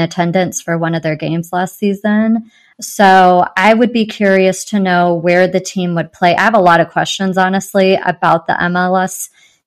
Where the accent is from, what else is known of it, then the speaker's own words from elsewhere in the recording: San Diego, California, United States; now in Kansas City, United States; it's my hometown